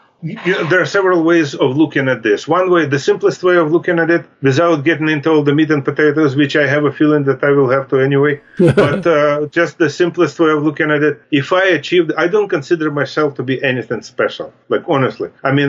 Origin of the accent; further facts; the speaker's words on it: Pittsburgh, Pennsylvania, United States; moved away as an adult; now in Hayward, United States; And that's how I came from Pittsburgh to California.